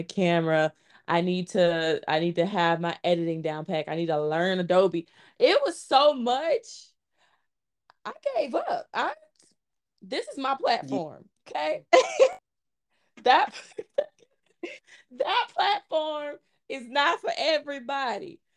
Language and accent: English; Montgomery, Alabama, United States; my hometown, Montgomery, Alabama